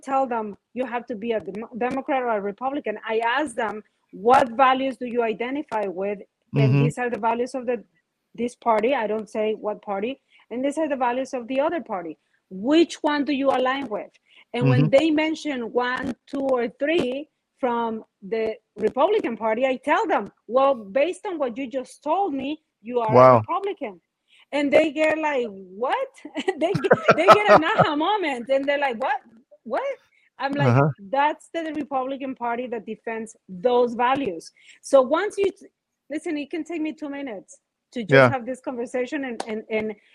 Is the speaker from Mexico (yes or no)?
yes; Mexico; now in Miami, United States; I come from Mexico. When I moved, I was very young